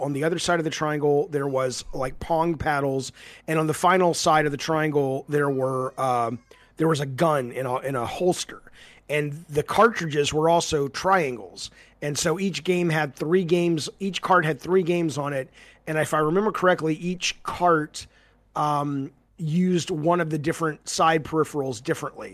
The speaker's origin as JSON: {"language": "English", "region": "Alabama", "country": "United States", "tie": "born or raised there", "also_born_or_lived": "Santa Monica", "moved": "yes", "said": "I grew up in Alabama"}